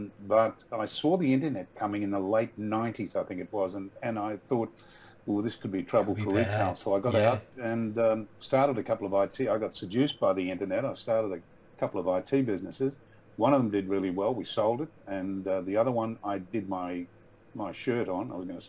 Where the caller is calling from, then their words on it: Brisbane, Queensland, Australia; also born or lived in Sunshine Coast; I'm calling in from Brisbane. About 5 years ago, we moved back to Brisbane from the Sunshine Coast.